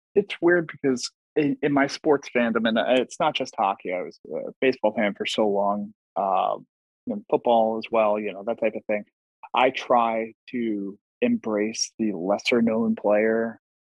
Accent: Long Island, New York, United States; born and raised on Long Island

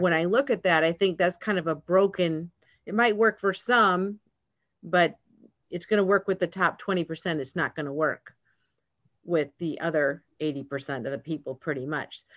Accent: Atlanta, Georgia, United States; I'm from Georgia, from Atlanta area.

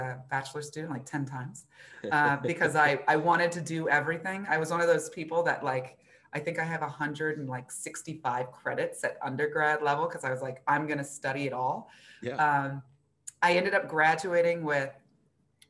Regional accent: Los Angeles, California, United States; also born or lived in Florida; now in Buffalo, United States; I'm actually originally from Los Angeles

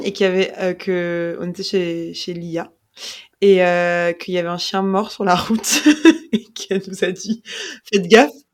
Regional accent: Paris, Île-de-France, France; on a grandi à Paris

